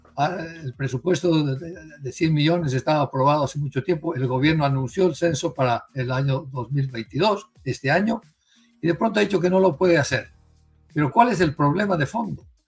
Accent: Santa Cruz de la Sierra, Santa Cruz, Bolivia; mi familia misma en los años 60, yo me crié en Santa Cruz, hemos migrado hacia la libertad

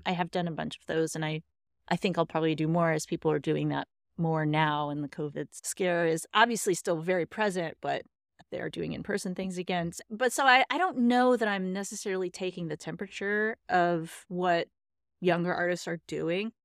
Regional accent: Texas, United States; I am from Texas

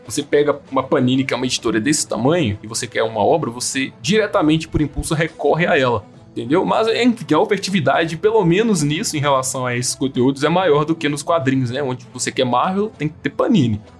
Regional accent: Brazil; a gente é brasileira

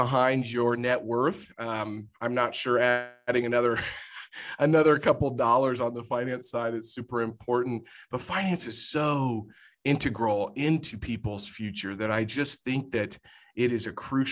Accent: Jefferson City, Missouri, United States; now in Kansas City, United States; I'm a Jefferson City boy. So grew up in the capital of Missouri.

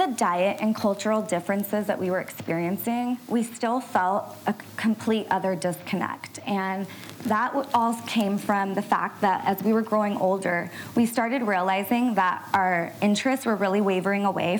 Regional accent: Orange County, California, United States; We're first-generation East Indian women who were born and raised in Orange County, California. And we were coming from an Indian background

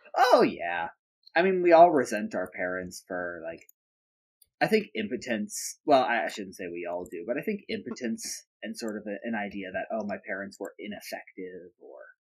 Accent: United Kingdom; being British

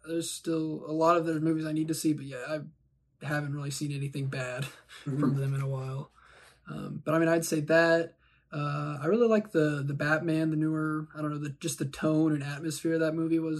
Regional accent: Kansas, United States; I'm from Kansas

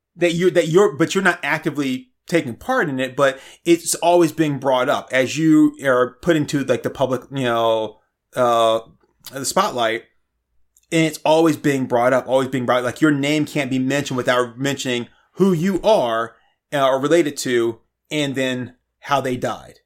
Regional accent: the South, United States; moved away as an adult; I grew up in the South, um, from, like, sixth grade to, like, like, a couple years of college, I grew up in the South.

